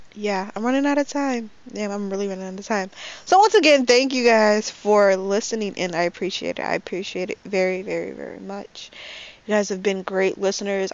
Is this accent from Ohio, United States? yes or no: no; Chicago, Illinois, United States; I am 20 years old and I'm from Chicago